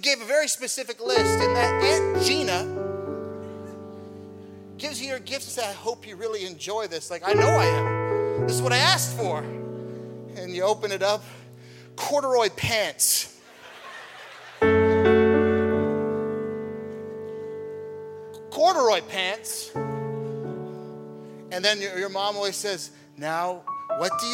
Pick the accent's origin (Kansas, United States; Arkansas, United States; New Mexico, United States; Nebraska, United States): Nebraska, United States; moved away; I was born and raised in Nebraska